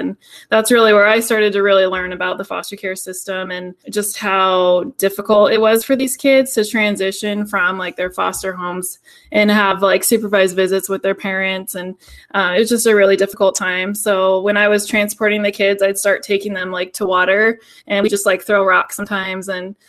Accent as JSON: {"language": "English", "town": "Sandpoint", "region": "Idaho", "country": "United States", "tie": "born or raised there", "also_born_or_lived": "Tacoma, Washington", "said": "I grew up in North Idaho, in Sandpoint, Idaho, up kind of by Canada."}